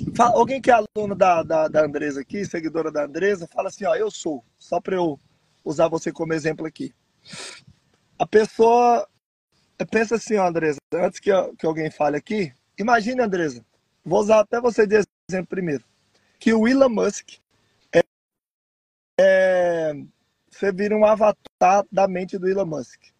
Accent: Brasília, Federal District, Brazil; moved away; eu sou originário de Brasília

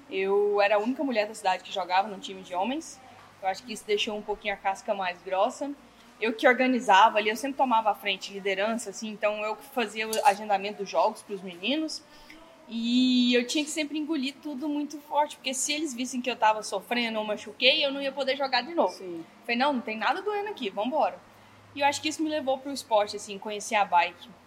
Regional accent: Pirenópolis, Goiás, Brazil; eu sou de Pirenópolis, Goiás, uma cidade bem pequenininha do interior.

